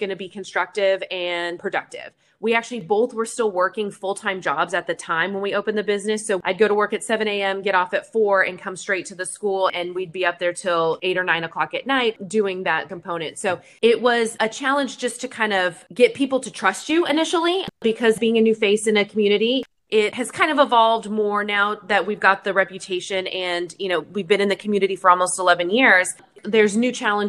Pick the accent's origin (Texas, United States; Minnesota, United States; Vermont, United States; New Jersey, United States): Texas, United States; Coppell; the town that we grew up in Coppell.